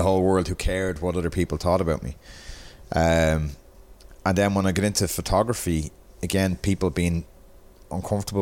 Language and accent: English; Dublin, Leinster, Ireland; I was from Pier Street, in the city. I was in Marion College in Balls Bridge.